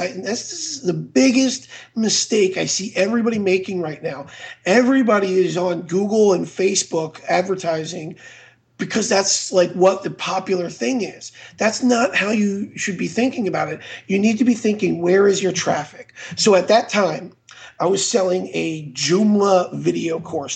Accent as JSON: {"language": "English", "region": "Florida", "country": "United States", "also_born_or_lived": "Idaho", "moved": "as an adult", "said": "I'm from Florida."}